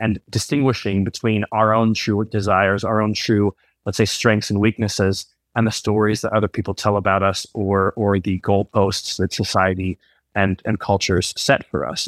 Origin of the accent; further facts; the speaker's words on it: United States; moved away as an adult; I'm Swiss American. I, uh, grew up in the U S, but I spent fifteen years abroad